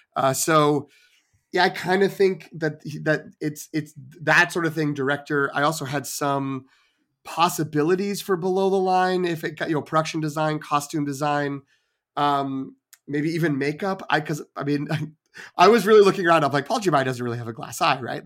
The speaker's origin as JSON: {"language": "English", "town": "Melrose", "region": "Massachusetts", "country": "United States", "tie": "born or raised there", "moved": "yes"}